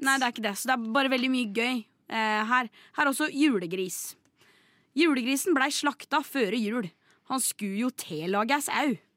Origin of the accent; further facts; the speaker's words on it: Larvik, Vestfold, Norway; accent: inner Vestfold dialect; jeg er egentlig fra et sted som heter Kvelle